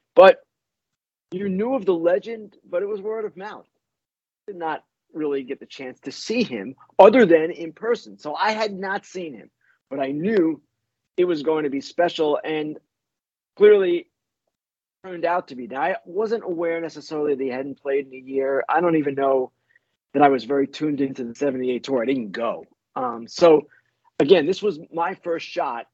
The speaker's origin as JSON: {"language": "English", "town": "Oyster Bay", "region": "New York", "country": "United States", "tie": "born or raised there"}